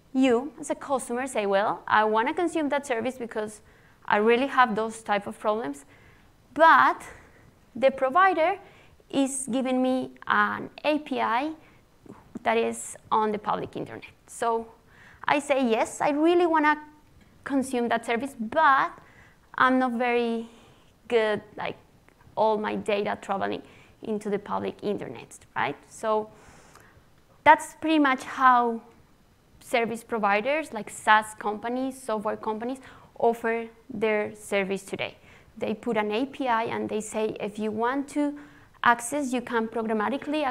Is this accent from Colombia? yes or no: yes; Colombia; I am from Colombia, South America